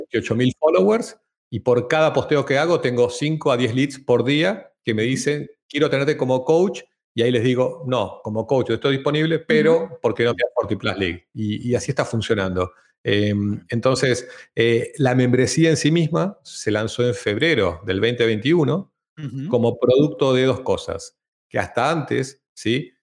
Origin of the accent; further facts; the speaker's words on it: Argentina; moved away as an adult; also born or lived in Amsterdam, Netherlands; now in Madrid, Spain; argentino, viviendo en Europa hace 10 años, empezando por Ámsterdam y ahora en Madrid